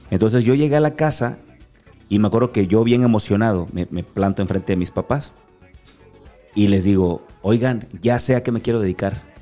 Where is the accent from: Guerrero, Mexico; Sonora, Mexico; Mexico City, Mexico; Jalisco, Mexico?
Guerrero, Mexico; Acapulco; accent: Acapulco; Así aprendí, porque yo soy acapulqueño. Y a lo mejor no notas mi acento